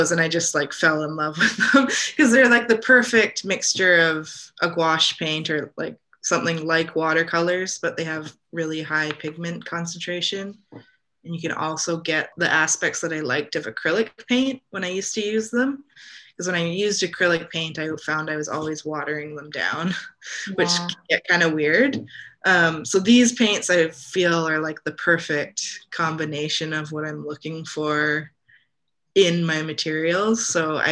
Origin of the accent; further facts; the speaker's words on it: Canada; what I grew up with here in Canada